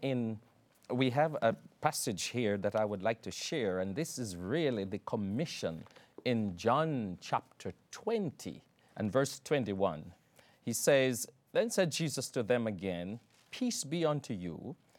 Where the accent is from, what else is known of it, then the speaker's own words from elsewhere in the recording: Jamaica; moved away; I'm from Jamaica, and back there, um, I had, at one stage, twelve churches that I pastored